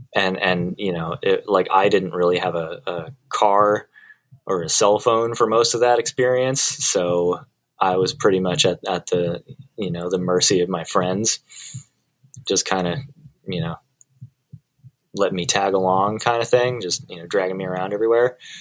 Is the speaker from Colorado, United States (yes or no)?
yes; Colorado, United States; moved away as an adult; now in Los Angeles, United States; I did grow up uh, in Colorado. I moved to Los Angeles when I was 25